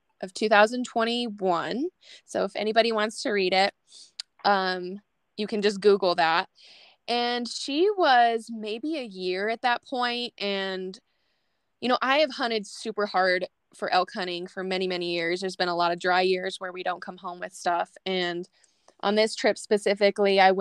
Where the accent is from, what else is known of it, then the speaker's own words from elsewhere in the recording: New Mexico, United States; moved away as an adult; now in Colorado, United States; So I actually grew up in New Mexico. Yeah, in a small oil field town, literally in the middle of nowhere.